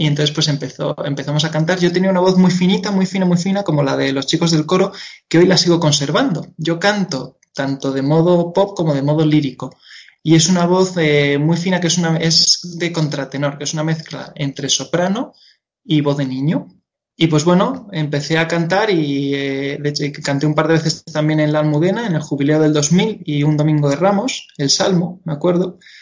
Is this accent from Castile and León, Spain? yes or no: no; Madrid, Community of Madrid, Spain; yo soy de aquí de Madrid. Nací en Madrid y, y siempre, y siempre he estado en Madrid